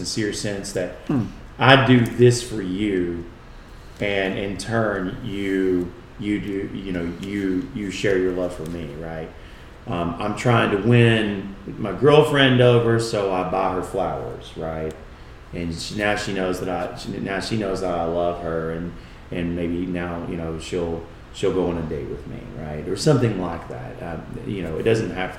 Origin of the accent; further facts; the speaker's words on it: United States; we as English-speaking Americans